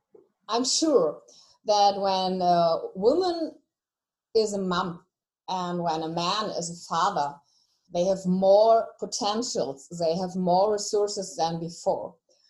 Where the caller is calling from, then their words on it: Hesse, Germany; So I call from Germany. I live in a little town next to Frankfurt.